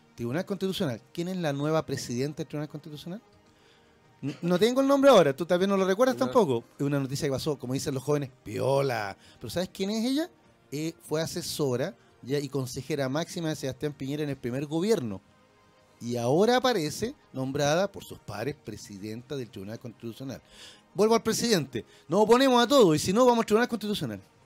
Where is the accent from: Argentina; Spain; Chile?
Chile; como chilenos